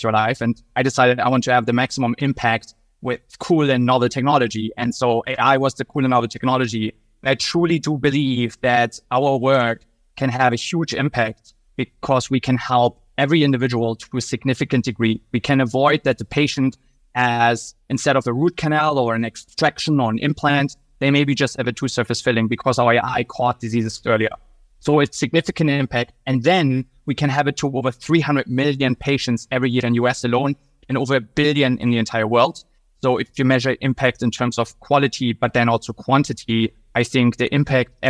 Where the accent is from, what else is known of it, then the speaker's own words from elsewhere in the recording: Germany; moved away as an adult; now in United States; originally, I'm from Germany